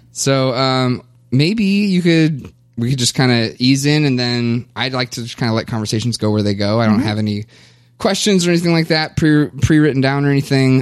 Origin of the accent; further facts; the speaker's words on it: Kentucky, United States; now in Minnesota, United States; I was born and raised in Kentucky